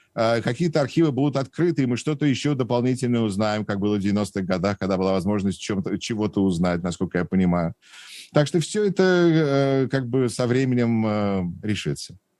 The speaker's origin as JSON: {"language": "Russian", "region": "Moscow", "country": "Russia", "tie": "born or raised there", "moved": "yes", "lives_now": "Wisconsin, United States", "said": "я родом из Москвы, из Патриарших прудов, и, э, и ходил в Гнесинскую музыкальную десятилетку"}